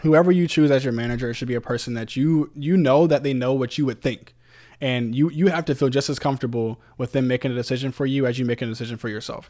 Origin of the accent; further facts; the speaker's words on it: Virginia Beach, Virginia, United States; moved away; I'm from Virginia Beach originally. Uh, that's my hometown